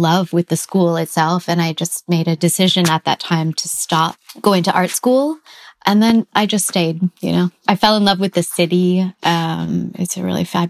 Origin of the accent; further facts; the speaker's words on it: Green Bay, Wisconsin, United States; now in San Francisco, United States; I grew up in Green Bay, Wisconsin